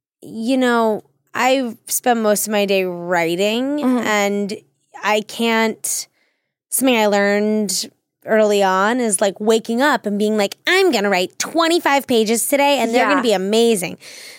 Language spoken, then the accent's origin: English; Washington, District of Columbia, United States; I'm from Washington, D.C.